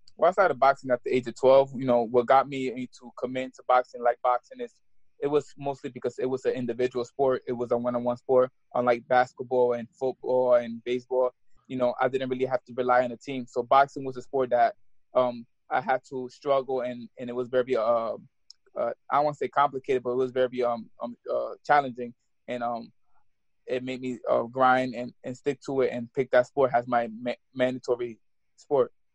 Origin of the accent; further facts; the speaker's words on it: Albany, New York, United States; I'm from New York.